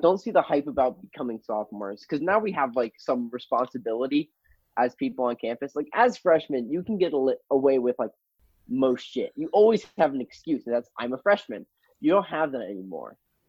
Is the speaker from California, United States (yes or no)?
yes; San Diego, California, United States; I'm from San Diego